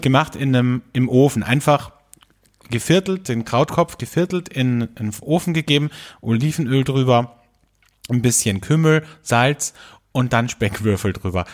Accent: Austria; bei uns in Österreich

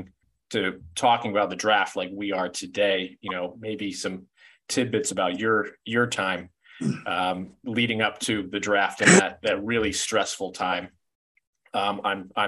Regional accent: Cleveland, Ohio, United States; getting to live in downtown Cleveland, growing up in Cleveland

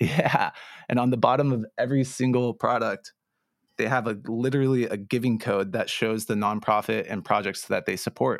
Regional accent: Santa Barbara, California, United States; growing up in Santa Barbara

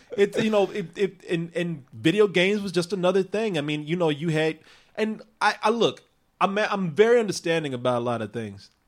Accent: Waco, Texas, United States; my hometown of Waco

